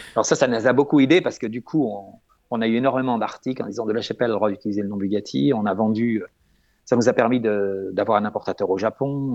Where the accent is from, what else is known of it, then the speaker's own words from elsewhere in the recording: France; on est français